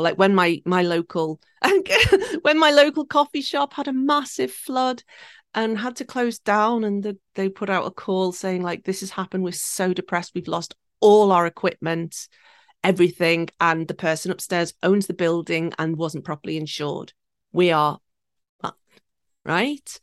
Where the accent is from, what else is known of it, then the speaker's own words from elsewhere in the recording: the Wirral, North West England, United Kingdom; now in Tokyo, Japan; I was born and raised four miles from Liverpool in a little peninsula called the Wirral, and it sits between Liverpool and Wales.